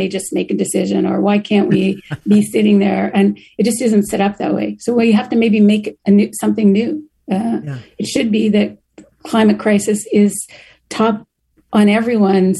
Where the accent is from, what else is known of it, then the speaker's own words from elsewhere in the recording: Canada; moved away; I'm originally from Canada